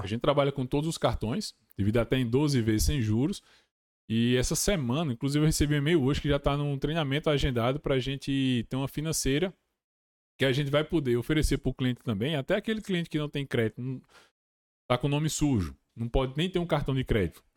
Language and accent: Portuguese; Brazil; also born or lived in Massachusetts, United States